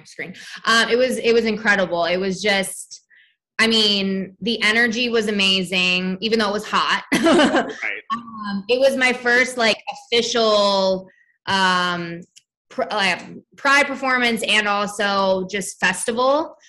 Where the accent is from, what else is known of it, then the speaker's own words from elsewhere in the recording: New Jersey, United States; now in Los Angeles, United States; I'm from New Jersey. I'm a South Jersey girl